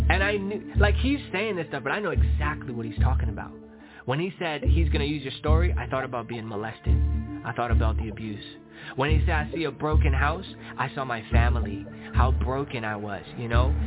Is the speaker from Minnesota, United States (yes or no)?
no; Long Island, New York, United States; born there; Yeah, so I was born in New York, Long Island, New York, from immigrant parents. My mom came from Nicaragua to New York. My dad came from El Salvador to New York.